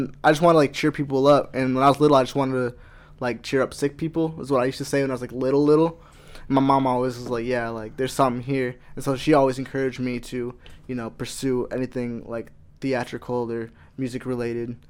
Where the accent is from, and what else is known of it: Iowa, United States; born or raised there; also born or lived in Los Angeles, California